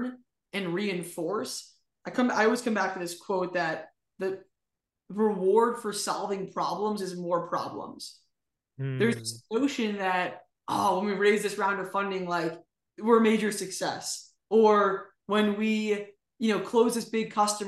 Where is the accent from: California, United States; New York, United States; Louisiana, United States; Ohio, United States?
New York, United States; outside of; I grew up outside of New York